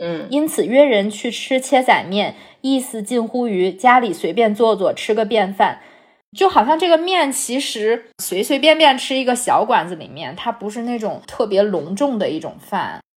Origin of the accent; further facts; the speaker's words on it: North China, China; 我从小生活在华北地区